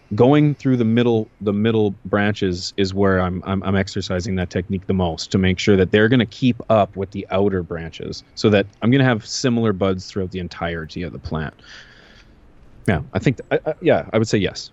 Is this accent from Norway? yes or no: no; Canada